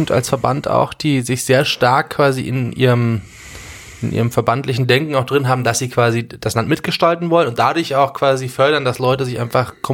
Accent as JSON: {"language": "German", "town": "Munich", "region": "Bavaria", "country": "Germany", "said": "Weil ich würde mich immer nach außen hin als Münchner bezeichnen"}